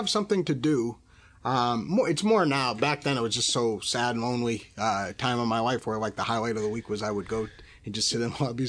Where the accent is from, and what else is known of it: New Hampshire, United States; born or raised there; moved away